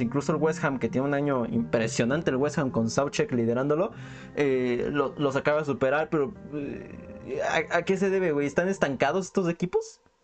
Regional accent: Mexico; como mexicanos

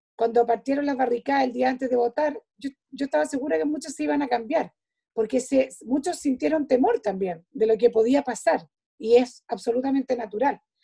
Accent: Chile; nosotros como chilenos

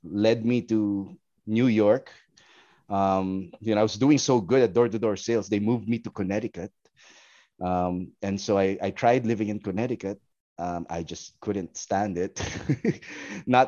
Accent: Philippines; moved away as an adult; also born or lived in Poblacion; I pretty much grew up here in the Philippines till I was college.

